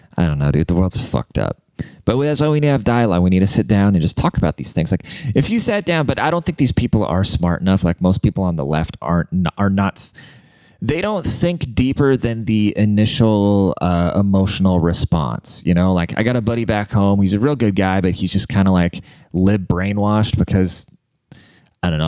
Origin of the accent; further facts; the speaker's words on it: Germany; now in United States; I'm fucking German. I grew up in Germany. I'm a German immigrant.